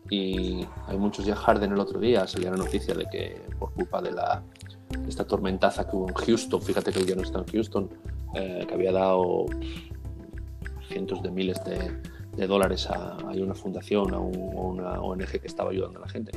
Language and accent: Spanish; Murcia, Region of Murcia, Spain; yo nací en Murcia